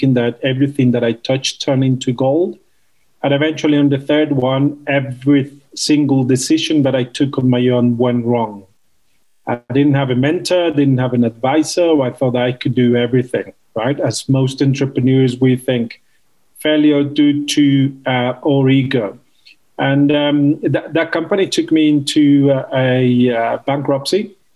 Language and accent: English; Mexico; moved away as an adult; also born or lived in London, United Kingdom; I'm Mexican. I was born and raised in Mexico in my young years.